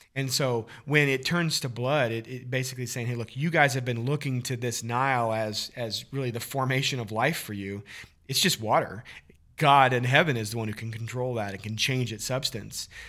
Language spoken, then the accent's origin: English; Missouri, United States; growing up in Missouri